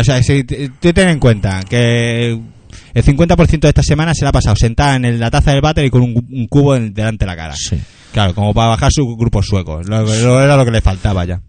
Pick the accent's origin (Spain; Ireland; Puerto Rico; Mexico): Spain; Catalonia; somos catalanes